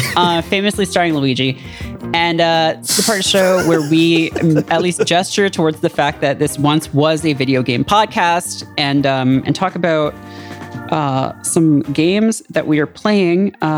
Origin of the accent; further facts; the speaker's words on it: England, United Kingdom; Mine said I'm from England, which is a half truth